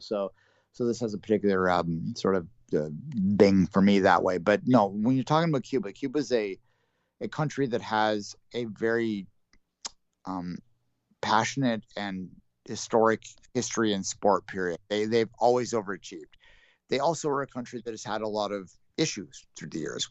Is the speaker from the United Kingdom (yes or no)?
no; Canada; we're Canadian and we're not American.